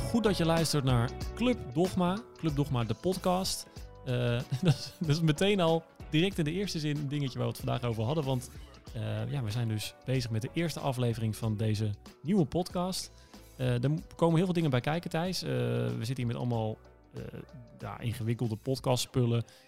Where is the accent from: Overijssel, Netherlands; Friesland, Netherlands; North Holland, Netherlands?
Overijssel, Netherlands; Enschede; accent: eastern; moved away; geboren in het oosten, in Twente, in Enschede. In de oosten, dat, eh, dat, hoor je misschien af en toe nog een beetje